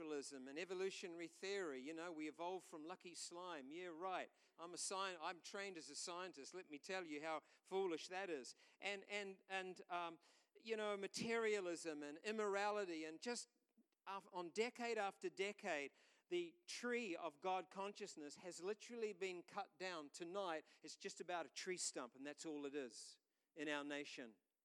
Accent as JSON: {"language": "English", "country": "New Zealand", "tie": "born or raised there", "said": "we're from New Zealand"}